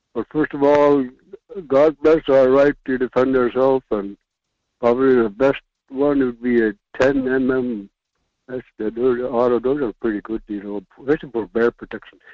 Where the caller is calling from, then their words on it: West Alaska, United States; I'm calling from West Alaska